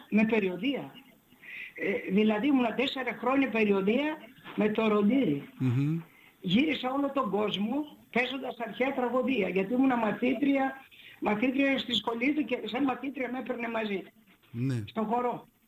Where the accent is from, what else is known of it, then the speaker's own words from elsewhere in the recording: Thessaly, Greece; Εγώ είμαι Θεσσαλή.